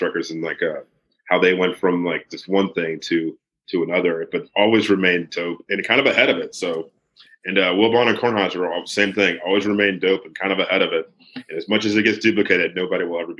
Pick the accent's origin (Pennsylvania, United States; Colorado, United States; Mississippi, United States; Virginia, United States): Virginia, United States; As a kid growing up in Virginia